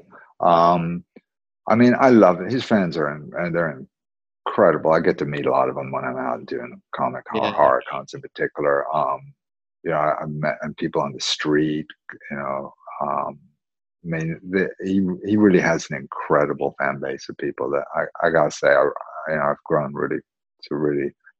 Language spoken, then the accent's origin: English; North Carolina, United States; also born or lived in Wales; You know, because I'm from Wales, like I said. But originally, I grew up in a place called North Carolina